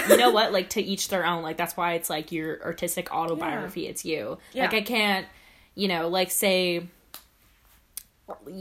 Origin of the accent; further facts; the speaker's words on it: Winnipeg, Manitoba, Canada; also born or lived in South Africa; I'm from Winnipeg